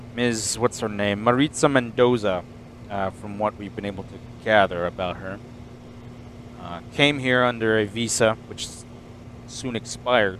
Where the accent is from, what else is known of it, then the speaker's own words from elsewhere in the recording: Iowa, United States; now in Minnesota, United States; my hometown in Iowa.